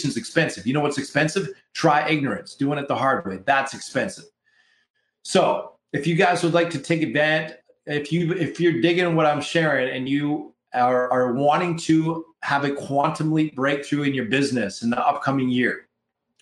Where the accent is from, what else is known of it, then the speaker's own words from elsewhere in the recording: Canada; We're Canadian up in here, up in Canada